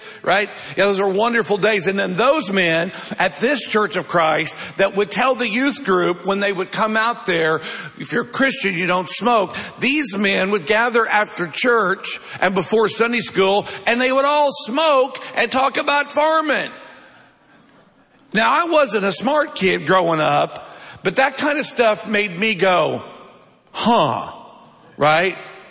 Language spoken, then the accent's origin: English; United States; we live in America